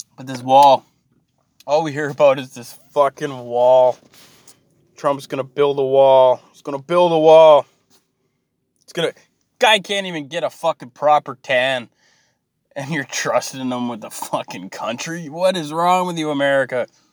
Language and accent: English; Canada; I'm Canadian